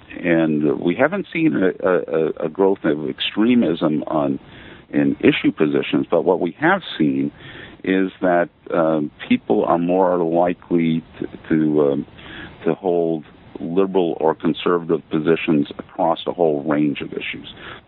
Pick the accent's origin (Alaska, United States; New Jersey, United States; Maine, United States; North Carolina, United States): Maine, United States; We have a home on Peaks Island. I'm originally from Maine.